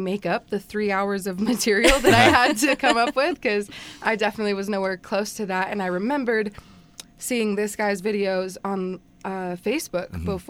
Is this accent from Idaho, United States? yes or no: yes; Garden Valley, Idaho, United States; I am originally from Garden Valley, Idaho.